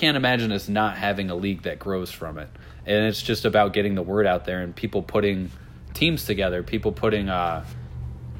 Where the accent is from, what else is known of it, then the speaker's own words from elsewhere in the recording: Albany, New York, United States; We grew up in the Capital Region around Albany